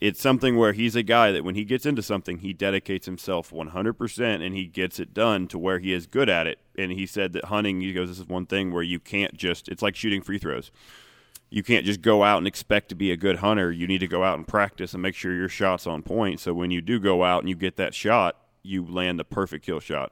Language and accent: English; Ohio, United States; I'm also from Ohio